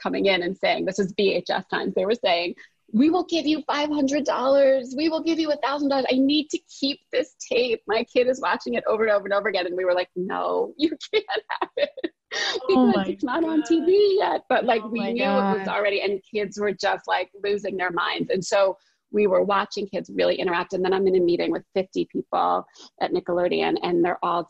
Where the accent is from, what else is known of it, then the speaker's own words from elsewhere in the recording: New Jersey, United States; I'm from Jersey